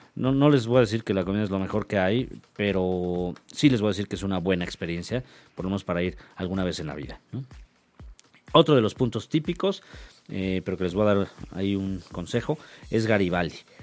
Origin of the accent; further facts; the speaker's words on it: Mexico; que somos los mexicanos